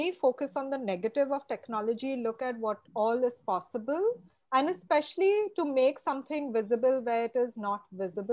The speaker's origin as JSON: {"language": "English", "region": "Goa", "country": "India", "also_born_or_lived": "Bombay", "moved": "yes", "lives_now": "Mumbai, India", "said": "I'm also from Goa"}